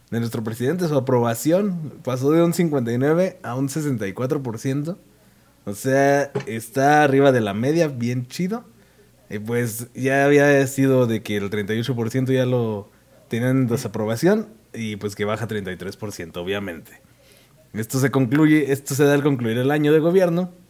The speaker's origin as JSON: {"language": "Spanish", "country": "Mexico", "said": "Es, porque soy mexicano."}